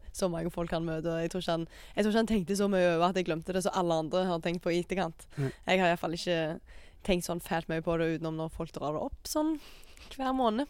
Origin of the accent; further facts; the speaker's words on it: Jæren, Rogaland, Norway; jeg er fra Jæren